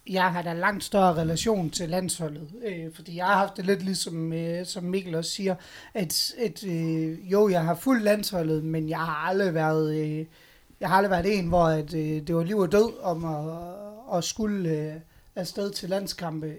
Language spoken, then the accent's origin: Danish; Aalborg, North Denmark Region, Denmark; der er vi jo Aalborgenser, og vi er nordjyder